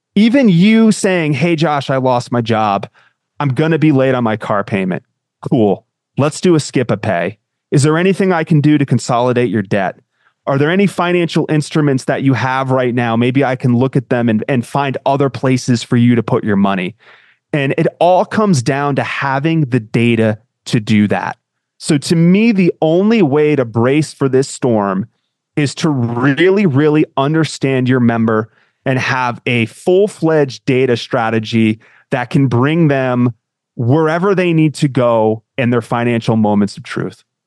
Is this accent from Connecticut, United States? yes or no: yes; Connecticut, United States; I grew up in Connecticut